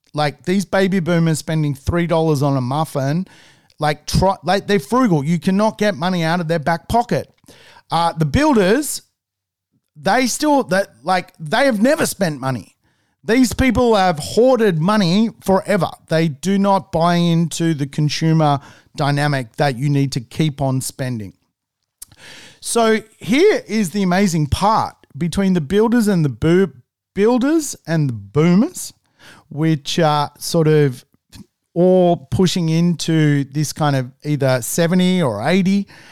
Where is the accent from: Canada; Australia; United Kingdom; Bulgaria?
Australia; Sydney, New South Wales; I've lived in Sydney for all my entire life